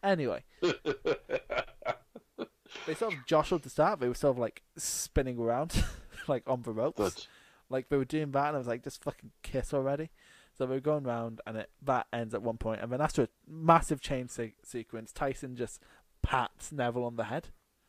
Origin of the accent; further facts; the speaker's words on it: Newcastle, North East England, United Kingdom; Yeah, I'm from Newcastle.